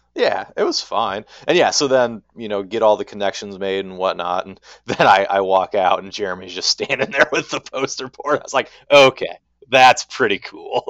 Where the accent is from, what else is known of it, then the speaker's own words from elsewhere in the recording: Minneapolis, Minnesota, United States; I'm from Minneapolis, Minnesota